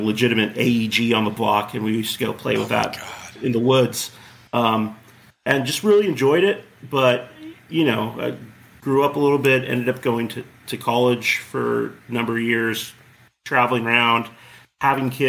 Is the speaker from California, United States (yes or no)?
yes; Corona, California, United States; I grew up in Corona, which is right next to Chino